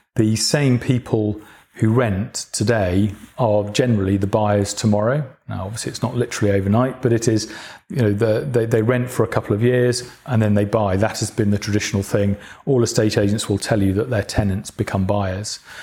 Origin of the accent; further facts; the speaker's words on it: Manchester or Cheshire, North West England, United Kingdom; moved away as an adult; now in London, United Kingdom; I'm, I'm from the north of England. I'm from Manchester or Cheshire, which is just south of Manchester